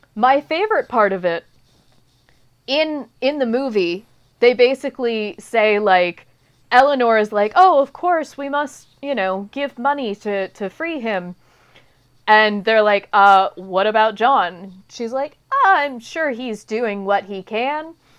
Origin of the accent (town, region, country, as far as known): United States